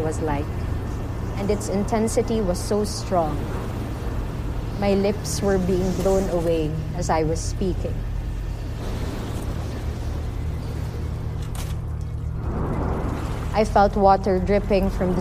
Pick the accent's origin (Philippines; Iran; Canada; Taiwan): Philippines; Tacloban, Eastern Visayas; I'm from Tacloban City, Philippines